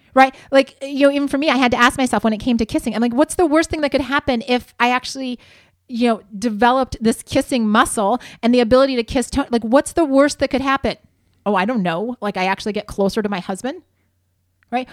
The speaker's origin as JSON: {"language": "English", "region": "Ohio", "country": "United States", "tie": "born or raised there", "also_born_or_lived": "Spokane, Washington", "moved": "as an adult", "lives_now": "Southern California, United States", "said": "I grew up in Ohio"}